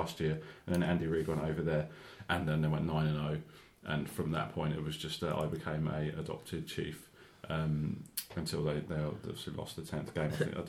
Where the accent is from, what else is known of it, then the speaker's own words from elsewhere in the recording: United Kingdom; as British as we are